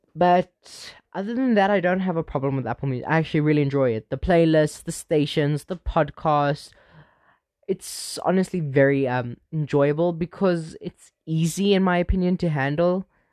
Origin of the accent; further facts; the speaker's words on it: Benoni, Gauteng, South Africa; born and raised in Benoni, uh, South Africa